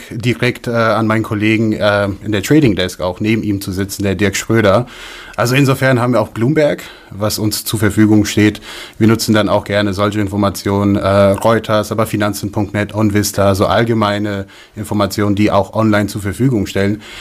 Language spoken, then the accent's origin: German; United States; now in Germany; Dazu muss man auch sagen, ähm, der Gedanke kommt aus den USA. Ich bin in den USA aufgewachsen und da habe ich Microsoft gekauft.